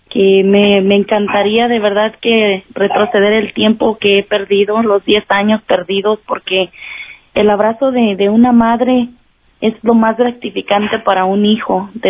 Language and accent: Spanish; Jalpa, Zacatecas, Mexico; moved away; Ah, soy de Jalpa, Zacatecas.